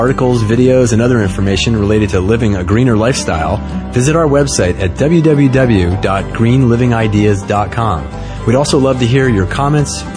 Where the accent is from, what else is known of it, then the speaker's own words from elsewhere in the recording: Barrington, Rhode Island, United States; now in California, United States; I grew up in Barrington, Rhode Island